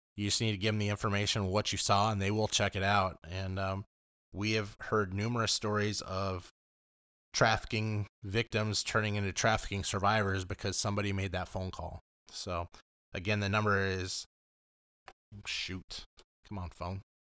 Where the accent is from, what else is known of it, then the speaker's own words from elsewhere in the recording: Los Angeles, California, United States; moved away; also born or lived in Oswego; I grew up in Los Angeles